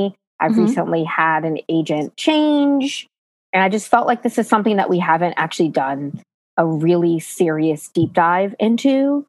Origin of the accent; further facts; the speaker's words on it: Hollis, New York, United States; also born or lived in Guayaquil, Ecuador; I'm from Hollis, Queens. I was born 7 pounds, 6 ounces in Guayaquil, Ecuador.